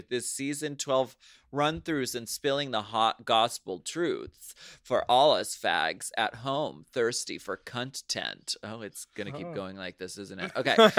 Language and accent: English; United States; I'm Filipino American, and in the Philippines alone, we have 170 distinct ethno-linguistic tribal groups.